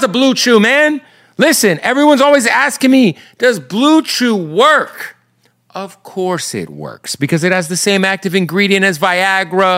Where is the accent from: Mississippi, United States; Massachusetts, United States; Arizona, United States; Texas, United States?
Arizona, United States; now in Los Angeles, United States; I'm from Arizona